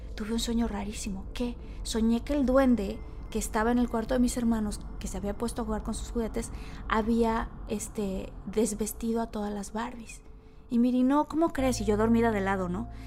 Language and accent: Spanish; Villahermosa, Tabasco, Mexico; yo crecí en Villahermosa y en Tabasco